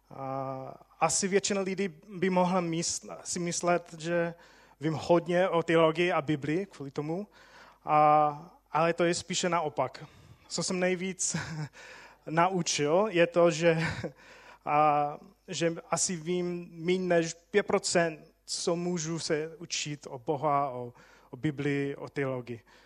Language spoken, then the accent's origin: Czech; United States; Czech is a second language; moved away as an adult; now in Czech Republic; já jsem Američan